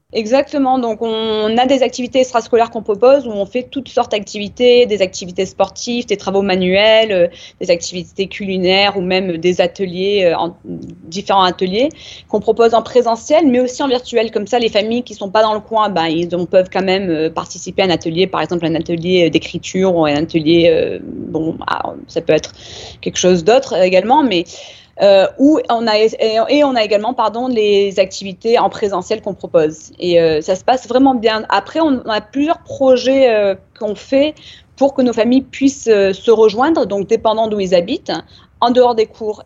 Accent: Nîmes, Occitania, France; also born or lived in Uchaud; now in San Diego, United States; je suis née à Nîmes. d'un papa américain

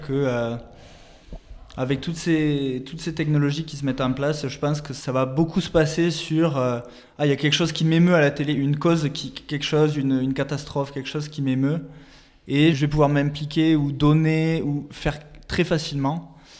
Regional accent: France; moved away; on est, euh, on est français, donc on a notre famille en France

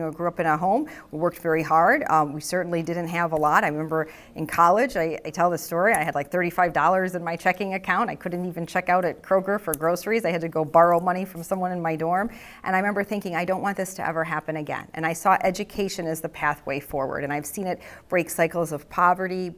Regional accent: Troy, Michigan, United States; also born or lived in Ann Arbor, Michigan; I grew up in Troy, Michigan.

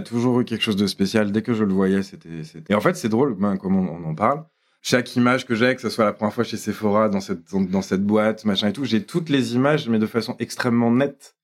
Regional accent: Lyon, Auvergne-Rhône-Alpes, France; c'est quand même ma ville natale

